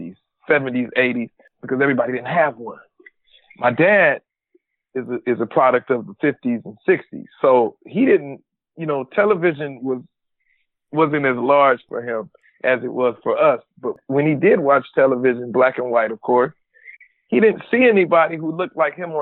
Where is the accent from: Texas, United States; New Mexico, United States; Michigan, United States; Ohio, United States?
Ohio, United States; Cleveland; I'm from Cleveland, Ohio